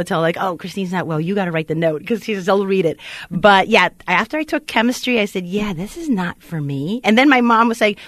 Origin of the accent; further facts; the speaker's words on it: Philippines; I'm Filipino, Asian.